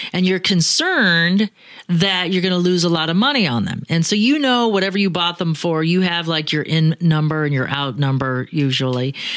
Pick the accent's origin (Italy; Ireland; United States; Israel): United States; Phoenix, Arizona; I'm from Phoenix